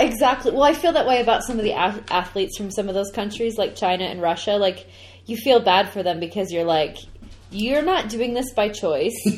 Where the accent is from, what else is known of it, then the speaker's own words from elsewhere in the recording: Canada; I'm a Canadian.